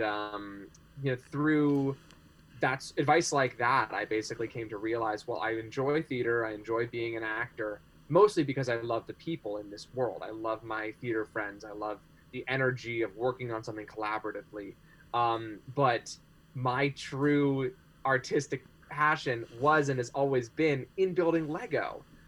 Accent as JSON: {"language": "English", "region": "California", "country": "United States", "also_born_or_lived": "New Hampshire", "said": "my family is uh, from California, and I'm back there with them now. But I recent, most recently lived in New Hampshire, where I was for about two years"}